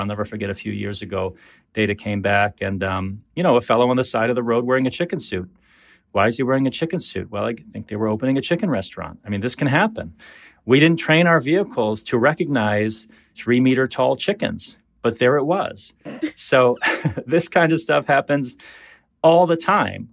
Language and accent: English; Detroit, Michigan, United States; When I was growing up in Detroit in the seventies